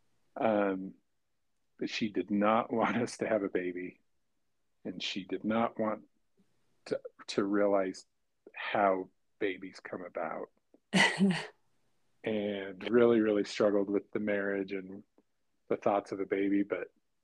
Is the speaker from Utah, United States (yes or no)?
yes; Provo, Utah, United States; also born or lived in Orem, Utah; now in Logan, United States; I grew up in Provo and Orem.